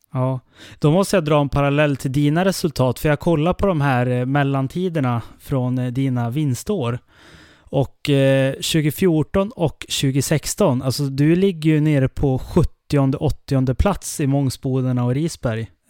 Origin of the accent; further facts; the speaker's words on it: Älvdalen, Dalarna County, Sweden; i Älvdalen där jag kommer ifrån